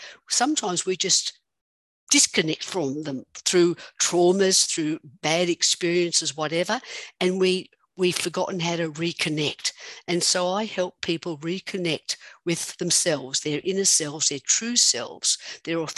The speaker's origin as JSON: {"language": "English", "country": "Australia", "moved": "yes", "lives_now": "United States", "said": "I'm an Australian living somewhere in America."}